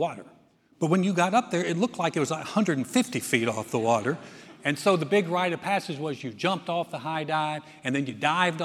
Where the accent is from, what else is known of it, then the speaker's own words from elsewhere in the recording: North Carolina, United States; moved away as an adult; when I was a boy, I grew up in North Carolina.